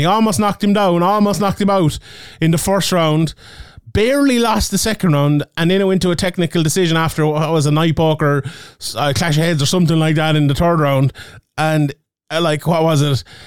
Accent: Ireland; I'm Irish

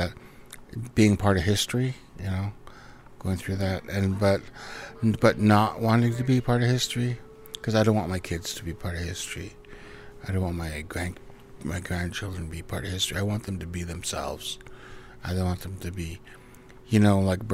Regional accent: Vancouver Island, British Columbia, Canada; also born or lived in Cowichan / Los Angeles / Gulf Islands; now in Vancouver, Canada; I was raised in Nanus Bay with my parents, and then I was raised with my grandparents in Cowichan for 3 years

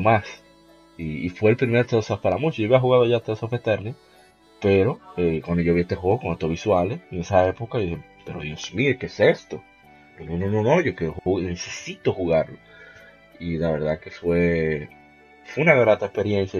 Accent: Dominican Republic; de aquí, de República Dominicana

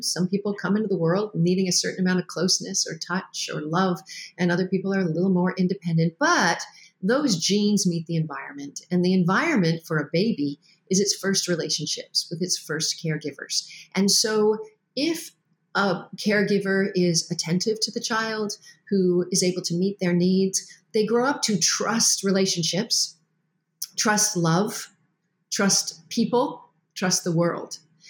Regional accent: Canada; Well, I'm Canadian and my dad was in the Navy and we moved a lot.

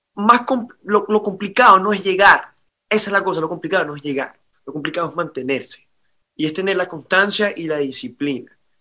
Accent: Caracas, Capital District, Venezuela; moved away as an adult; now in Miami, United States; me tocó migrar como venezolano

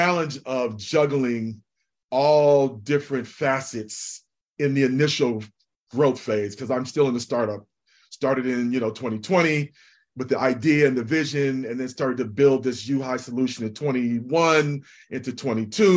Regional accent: United States; I am African by ancestry. I am American by the Middle Passage

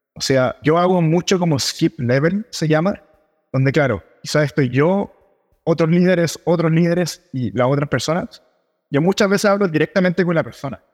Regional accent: Chile; soy de Chile, donde hablamos muy rápido

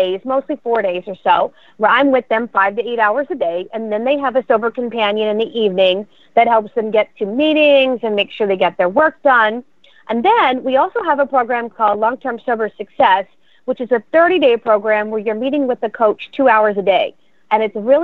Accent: Pottstown, Pennsylvania, United States; I grew up in Pottstown, Pennsylvania, and I went to Pottsgrove High School

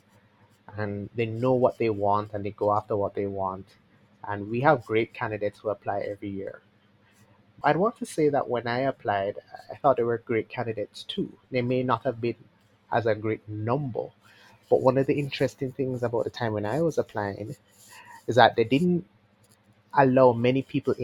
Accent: Montego Bay, Saint James, Jamaica; now in Kingston, Jamaica; I grew up here from Montego Bay

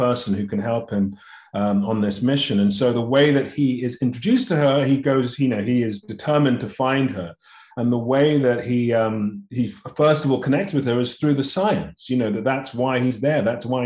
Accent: London, United Kingdom; I was born and raised in London, family of immigrants to the UK from Nigeria.

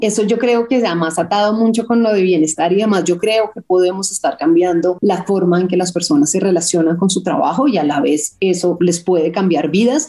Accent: Colombia; nosotros estábamos creciendo en Colombia

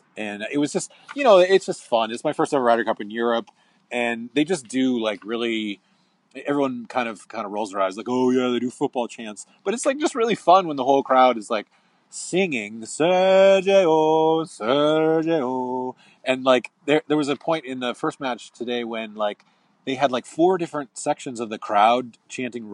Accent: United States; I'm an American

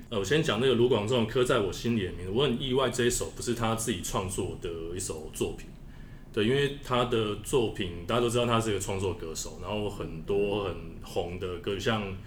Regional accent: Taiwan; 我们台湾人

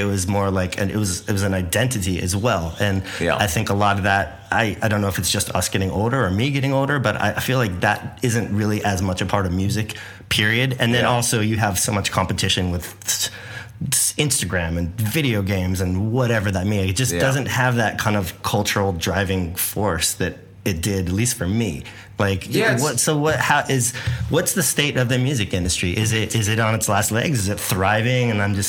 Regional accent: Santa Barbara, California, United States; there was so much of that, like growing up in Santa Barbara.

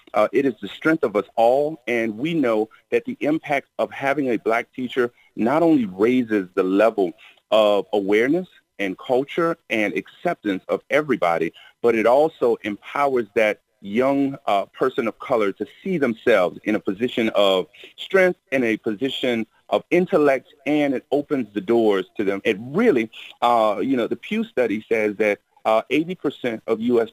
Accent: Miami, Florida, United States; growing up in Miami, uh, the weather was great

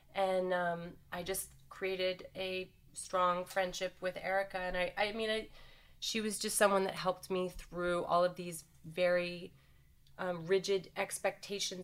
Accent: Canada; moved away as an adult; also born or lived in New York City; I grew up in Canada

